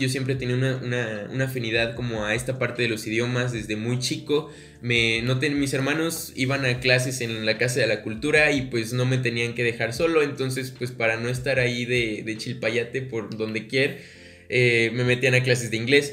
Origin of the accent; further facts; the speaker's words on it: Mexico; soy mexicano